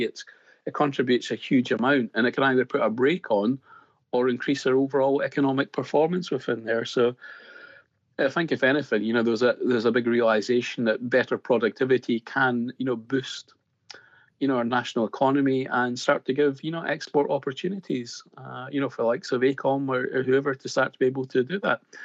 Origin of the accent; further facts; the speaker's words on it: Scotland, United Kingdom; accent: Scottish; as you can probably tell by my accent straight off, uh, I, I, am Scottish